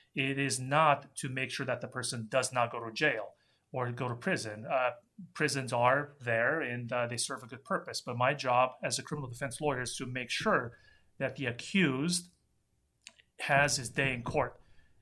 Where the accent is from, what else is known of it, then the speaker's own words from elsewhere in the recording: Romania; moved away; I grew up in Romania, and we came here in 1983 when Romania was still a communist country